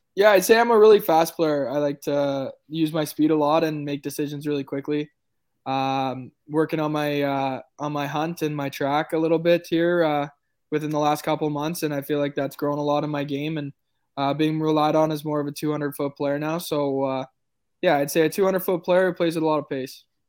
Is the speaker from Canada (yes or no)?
yes; Oakville, Ontario, Canada; we're both from Oakville